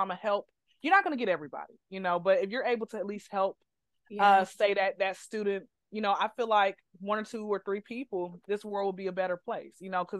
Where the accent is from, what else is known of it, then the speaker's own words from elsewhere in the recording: Atlanta, Georgia, United States; I'm from Atlanta, so my mom had worked in Atlanta public school system.